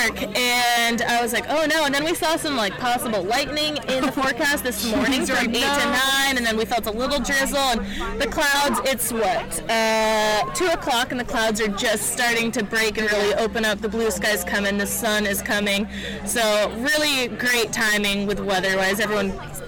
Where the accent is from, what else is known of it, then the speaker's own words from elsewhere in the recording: Pacific Northwest, United States; oh, I'm from the Northwest, you know, I should be used to this or that.